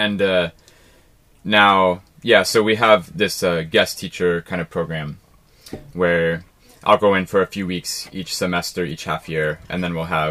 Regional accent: Ohio, United States; moved away; I came from Ohio in America

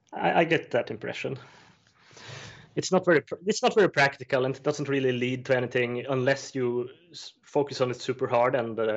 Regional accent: Östersund, Jämtland, Sweden; born there; I was born in Östersund in Sweden, 1988.

